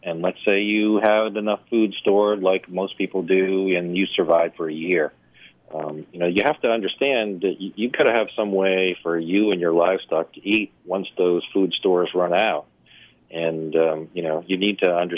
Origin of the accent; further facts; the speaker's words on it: New Hampshire, United States; moved away; also born or lived in Florida; I grew up in New Hampshire